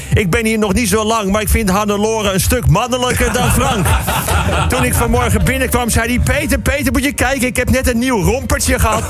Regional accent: Netherlands; wij als Nederlanders

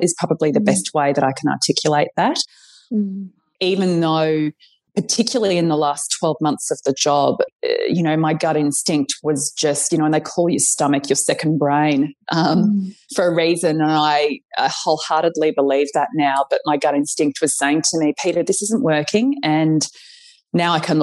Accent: Brisbane, Queensland, Australia; moved away; I'm from Brisbane originally

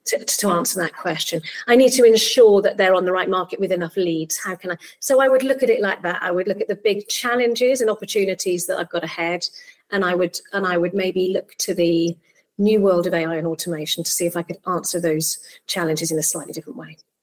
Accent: Barry, Wales, United Kingdom; also born or lived in Cardiff; I'm actually from Barry. That's my hometown. I was born in Cardiff and I, I grew up in South Wales.

